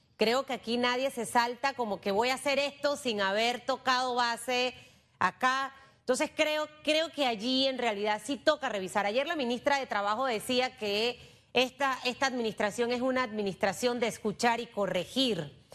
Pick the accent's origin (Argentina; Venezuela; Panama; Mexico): Panama; como panameña